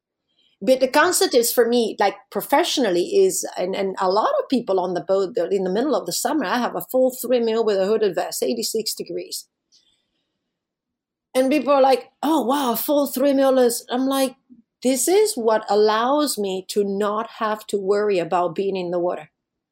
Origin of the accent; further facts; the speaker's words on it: Alaska, United States; Well, I'm from Alaska. I don't have a problem with that.